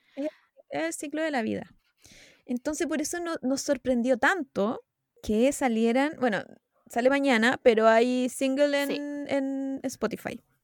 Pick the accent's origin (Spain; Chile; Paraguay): Chile